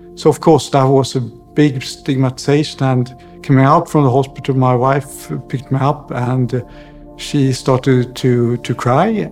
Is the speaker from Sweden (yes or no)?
yes; outside Stockholm, Stockholm County, Sweden; moved away; also born or lived in Zurich, Switzerland / Mallorca, Spain; I grew up uh, outside Stockholm